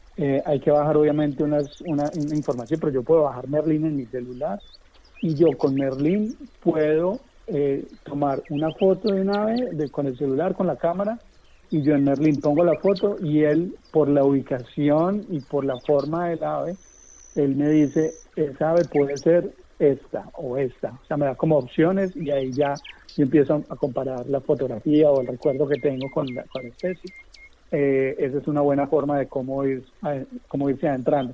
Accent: Manizales, Caldas, Colombia; also born or lived in Pereira; now in Cali, Colombia; yo vivía en esa época en Pereira, yo soy de Manizales

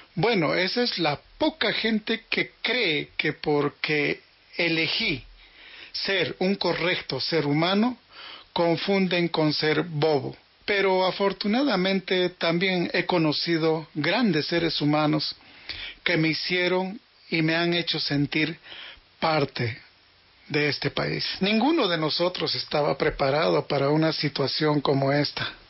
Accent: Arequipa, Peru; now in Colombia; Nací en Arequipa, Perú, hace 55 años.

